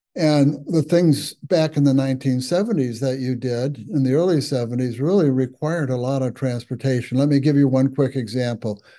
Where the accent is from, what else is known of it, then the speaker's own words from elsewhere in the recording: Waterford, Michigan, United States; I grew up in Waterford, Michigan